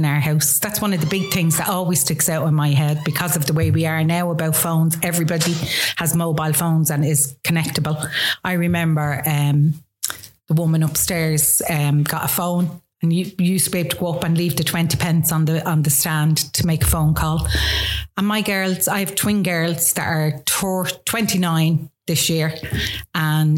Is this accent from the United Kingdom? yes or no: no; Dublin, Leinster, Ireland; also born or lived in Coolock, Dublin; I grew up in town, Dublin 1, went to school in town